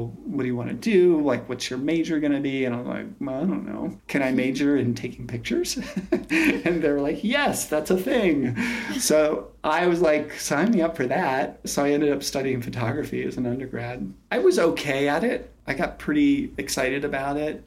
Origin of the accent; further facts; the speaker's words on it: outside of New York City, United States; I grew up outside of New York City, and we used to go into the city